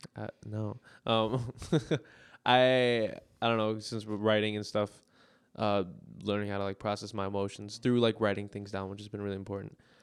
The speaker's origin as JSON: {"language": "English", "town": "Minneapolis", "region": "Minnesota", "country": "United States", "tie": "born or raised there", "said": "\"Where are you from?\" I'm like, \"Minneapolis.\""}